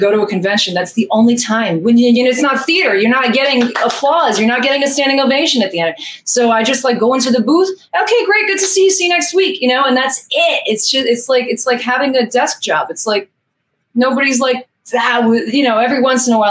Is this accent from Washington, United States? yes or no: no; New York City, New York, United States; my hometown where I was born and raised in Queens